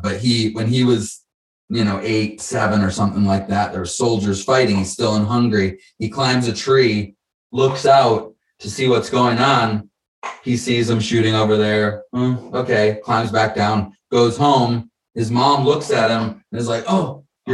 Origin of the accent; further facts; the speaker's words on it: Detroit, Michigan, United States; also born or lived in Chicago, Illinois; now in San Diego, United States; I was born in Chicago, grew up in Detroit. We moved to Detroit when I was 10